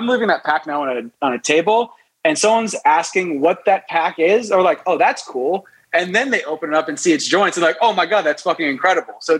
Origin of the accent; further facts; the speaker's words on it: Los Angeles, California, United States; also born or lived in New York City; I was born in New York City, 1984. And then we moved out to Los Angeles, I would say, when I was about 6 or 7